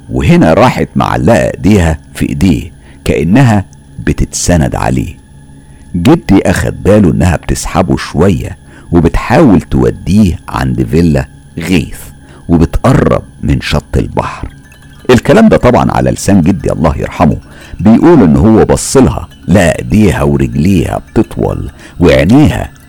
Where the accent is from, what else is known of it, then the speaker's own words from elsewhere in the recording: Mansoura, Dakahlia, Egypt; احنا زي ما انتوا عارفين وواضح من حكايتي ان احنا من المنصورة واحنا من المنصورة نفسها وكانت زمان المنصورة فاضية مش زي دلوقتي مليانة عمار وناس